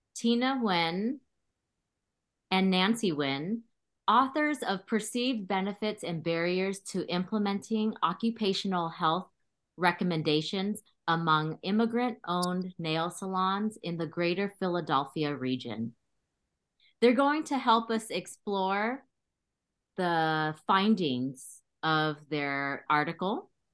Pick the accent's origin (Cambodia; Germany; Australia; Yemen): Cambodia; also born or lived in California; now in Berkeley, United States; I was born in Cambodia and came to California with my family as refugees in 1981